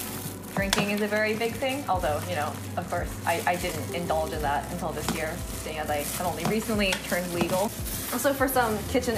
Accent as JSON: {"language": "English", "country": "Hong Kong", "tie": "born or raised there", "also_born_or_lived": "northern China", "said": "growing up in Hong Kong"}